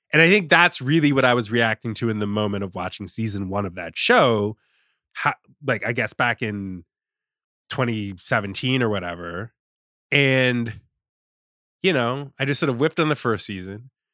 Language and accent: English; Richmond, Virginia, United States; I'm from Richmond, I'm from Virginia